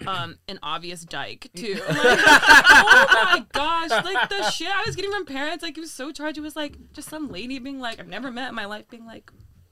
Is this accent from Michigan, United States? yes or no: yes; Ann Arbor, Michigan, United States; I was born and raised in Michigan.